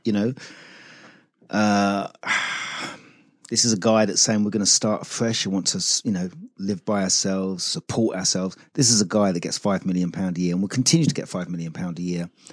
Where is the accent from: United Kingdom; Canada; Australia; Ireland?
United Kingdom; we're British